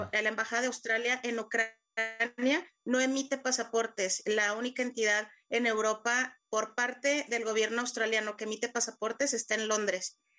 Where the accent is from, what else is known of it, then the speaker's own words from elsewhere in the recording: Mexico; moved away as an adult; now in Ukraine; yo soy de México